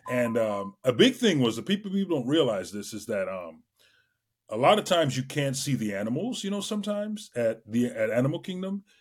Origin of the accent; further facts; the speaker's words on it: Trinidad & Tobago; moved away; I grew up in Trinidad and Tobago. I was born in the West Indies